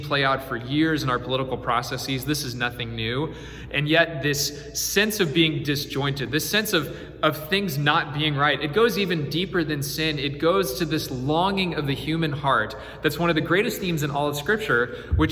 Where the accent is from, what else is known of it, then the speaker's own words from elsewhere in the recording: Houston, Texas, United States; I grew up in Houston